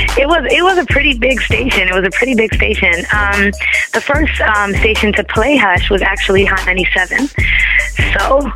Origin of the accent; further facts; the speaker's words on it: Toronto, Ontario, Canada; I'm from Toronto.